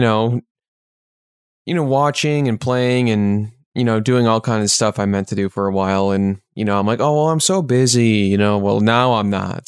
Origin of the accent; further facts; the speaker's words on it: Chicago, Illinois, United States; we're from the Chicagoland area